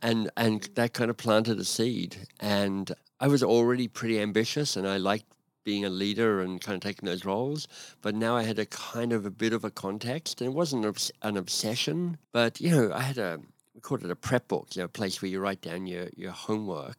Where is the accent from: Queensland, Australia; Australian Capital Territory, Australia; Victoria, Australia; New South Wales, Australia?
Australian Capital Territory, Australia; Canberra; moved away as an adult; now in Canada; I live in Canada, but I grew up in Australia, in Canberra, and, um, had a very happy childhood.